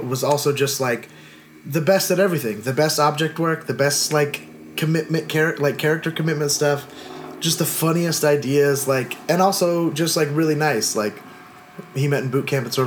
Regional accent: outside of Sacramento, Northern California, United States; also born or lived in Long Beach, California; I was born in Long Beach, like, in, you know, 40 minutes south of here. But then when I was like five, grew up and moved to Northern California

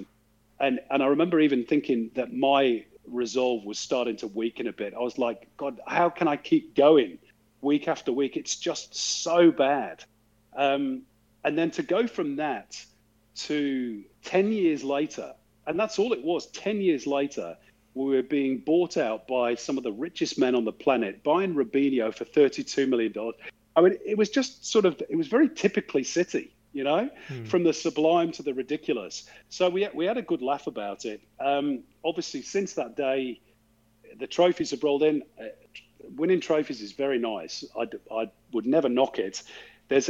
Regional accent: Manchester, North West England, United Kingdom; growing up in Manchester

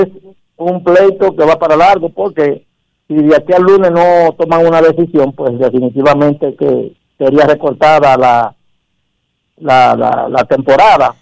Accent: Dominican Republic; nosotros como humanos y como dominicanos

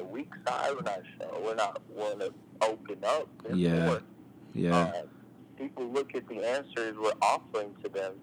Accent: Midwest, United States; now in San Francisco Bay Area, United States; growing up in the Midwest and then coming out here

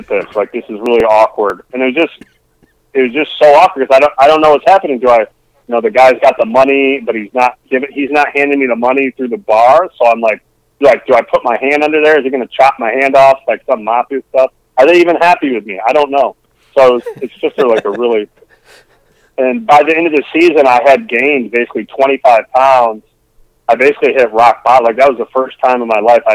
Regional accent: Northern Michigan, United States; moved away as an adult; also born or lived in Petoskey; when I came from Northern Michigan at that time, I graduated in 1998

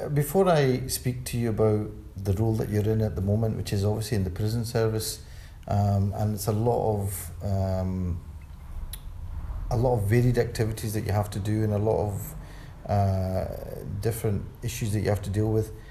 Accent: Glasgow, Scotland, United Kingdom; Somebody used to say to me, um, growing up in Glasgow at that time, if you said you were a Muslim, the normal thing would be, so

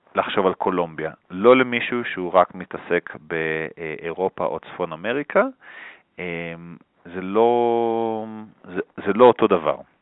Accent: Israel; moved away as an adult; now in Bogotá, Colombia; אנחנו כישראלים

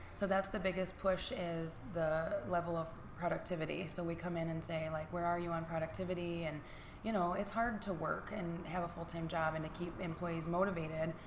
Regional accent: Niles, Michigan, United States; I have been born and raised in Niles, Michigan

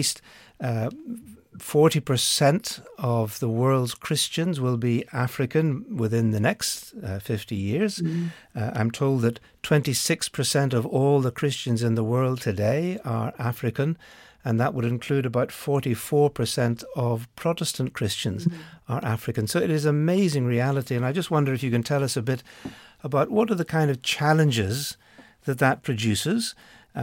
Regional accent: Ireland; I come from Ireland.

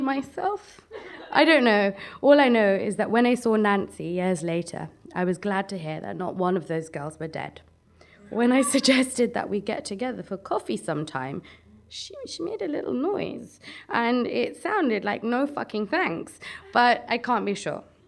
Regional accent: Brent, London, United Kingdom; I come from Brent

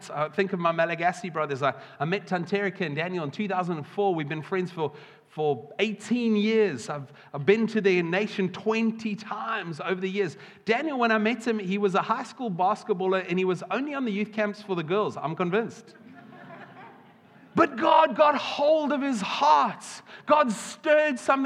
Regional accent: South Africa; now in United Kingdom; I've got to, as a South African

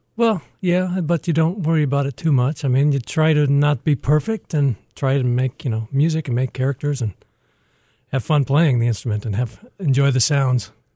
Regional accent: Toledo, Ohio, United States; also born or lived in Dallas; now in Detroit, United States; I'm from Toledo

